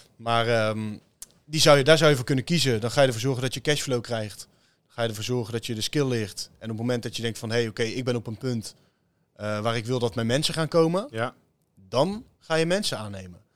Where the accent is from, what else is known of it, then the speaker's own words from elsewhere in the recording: Teteringen, North Brabant, Netherlands; ik kom uit Teteringen. Nou ja, beide is dat een, een leuke buurt om in op te groeien.